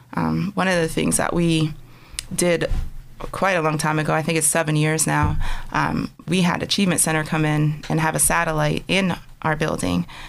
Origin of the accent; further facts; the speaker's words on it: Conneaut, Ohio, United States; moved away as an adult; also born or lived in Altoona, Pennsylvania; now in Erie, United States; I was born in Altoona, but I grew up in Conneaut, Ohio